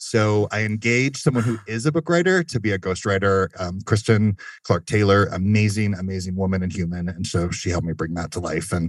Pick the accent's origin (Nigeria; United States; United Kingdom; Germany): Germany; Fun fact, I grew up in Germany.